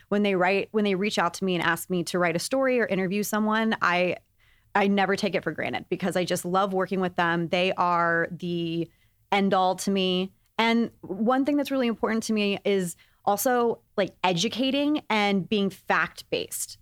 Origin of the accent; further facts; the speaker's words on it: Texas, United States; I grew up in Texas